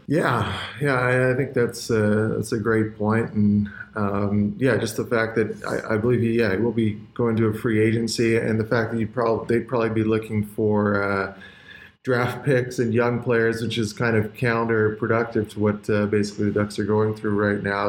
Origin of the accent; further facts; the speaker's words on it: Canada; as a kid growing up in Canada